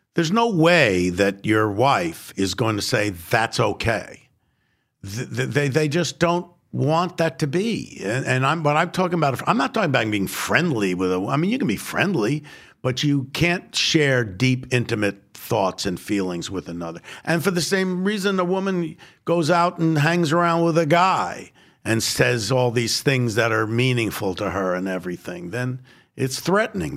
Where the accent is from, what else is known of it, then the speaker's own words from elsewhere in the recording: New York City, New York, United States; I was born in the Bronx and I am Jewish